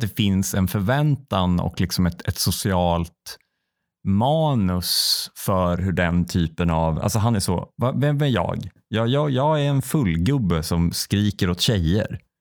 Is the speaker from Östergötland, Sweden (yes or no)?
no; Säffle, Värmland, Sweden; moved away; när jag var tillbaka i Säffle första gången efter jag liksom hade flyttat